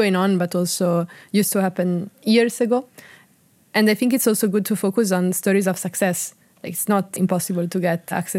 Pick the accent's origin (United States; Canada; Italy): Italy; I come from Italy